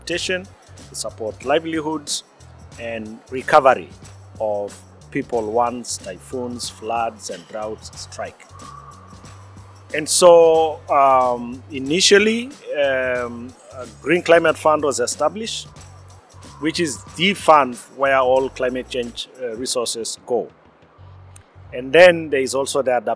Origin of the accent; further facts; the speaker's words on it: Maasai community, southern Kenya, Kenya; I am from Maasai, pastoral indigenous community based in southern Kenya.